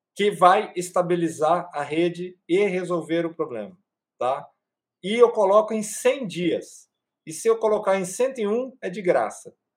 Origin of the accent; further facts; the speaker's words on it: Brazil; Eu e o Cláudio somos brasileiros.